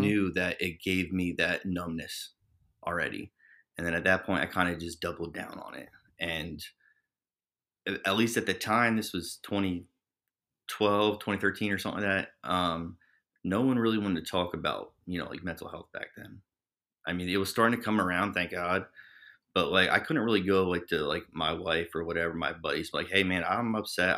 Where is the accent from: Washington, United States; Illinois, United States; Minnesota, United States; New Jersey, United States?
New Jersey, United States; Trenton; born and raised in New Jersey, um, you know, Trenton